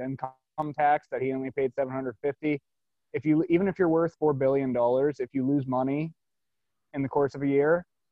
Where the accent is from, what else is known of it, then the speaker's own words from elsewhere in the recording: Altoona, Pennsylvania, United States; I'm from Altoona, Pennsylvania. It's right in the heartland of Pennsylvania